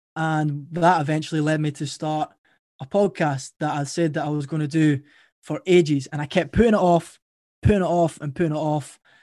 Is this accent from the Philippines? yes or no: no; Edinburgh, Scotland, United Kingdom; accent: Scottish; my story started in Edinburgh, Scotland. That's where I'm from. And I had a pretty good upbringing.